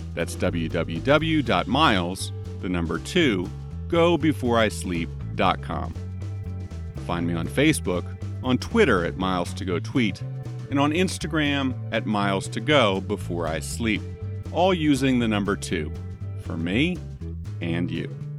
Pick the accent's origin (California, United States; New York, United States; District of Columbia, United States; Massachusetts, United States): District of Columbia, United States; Washington; my hometown of Washington, D.C.